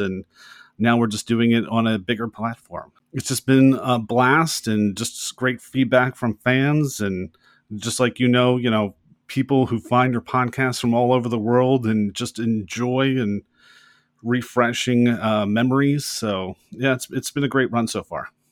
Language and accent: English; United States; we as American audience